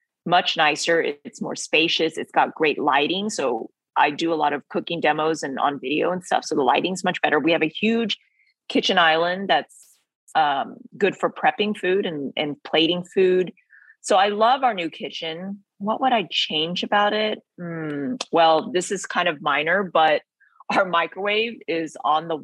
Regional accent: Texas, United States; Vietnamese heritage growing up in Texas

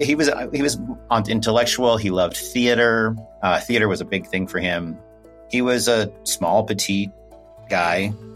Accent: Wyoming, United States; Growing up in Wyoming, there wasn't a single gay bar.

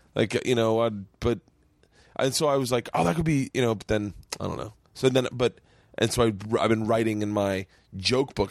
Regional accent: Florida, United States; moved away; when I was a kid growing up in Florida

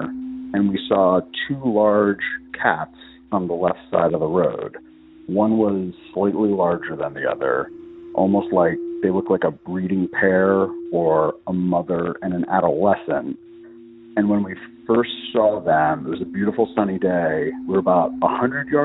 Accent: Loudoun County, Northern Virginia, United States; I'm from Northern Virginia, Loudoun County, which is a DC suburb

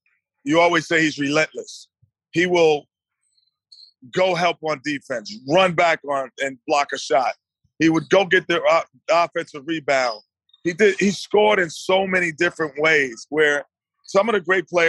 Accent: New York City, New York, United States; I'm from New York City. That's how we talk to each other.

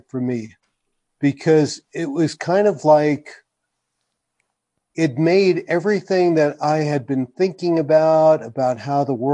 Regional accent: New York, United States; born or raised there; moved away as an adult; also born or lived in New England; now in New Mexico, United States

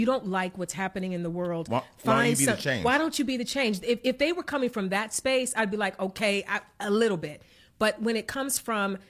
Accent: East Cleveland, Ohio, United States; I'm from East Cleveland

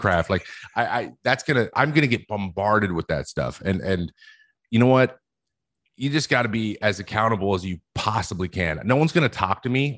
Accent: West Coast, United States; I'm from the West Coast

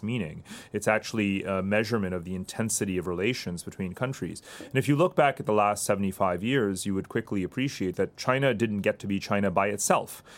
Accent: India; I was born in India.

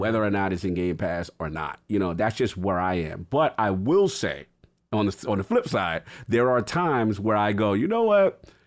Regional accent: New York City, New York, United States; I'm from New York City

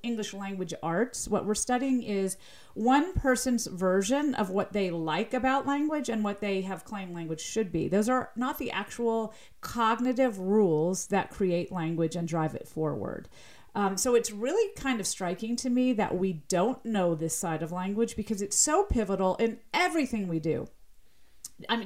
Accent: Southern US, United States; accent: slight Southern; my slight Southern accent

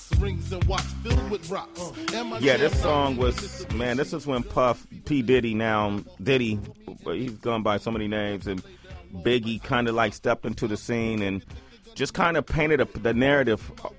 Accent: West Coast, United States; I'm from the West Coast. I was a young man

